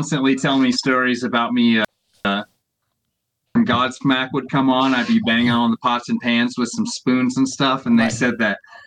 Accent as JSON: {"language": "English", "region": "Indiana", "country": "United States", "moved": "as an adult", "lives_now": "Colorado Springs, United States", "said": "all the members of …, actually, we're from Indiana originally. We moved to Colorado Springs about 2 years ago now"}